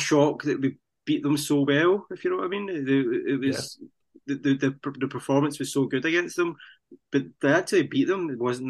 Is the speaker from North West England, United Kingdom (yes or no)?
no; Scotland, United Kingdom; Because as Scottish fans, we get that all the time.